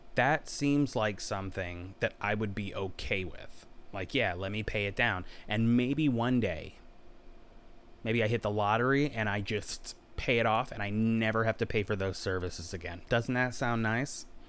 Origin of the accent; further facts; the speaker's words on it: Virginia, United States; I'm from Virginia